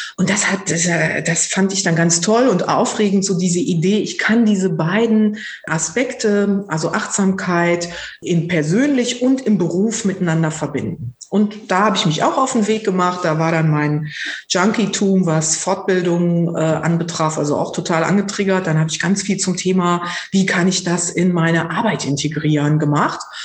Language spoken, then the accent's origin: German; North Rhine-Westphalia, Germany; now in Berlin, Germany; Ursprünglich komme ich vom Niederrhein